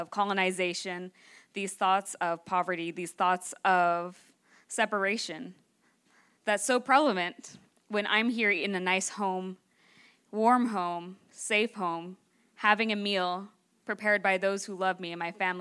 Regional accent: Northern California, United States

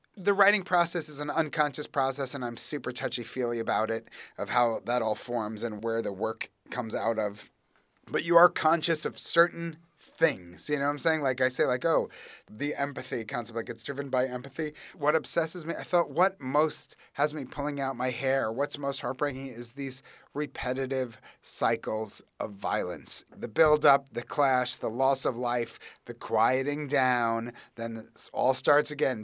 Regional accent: New York, United States; as a New Yorker

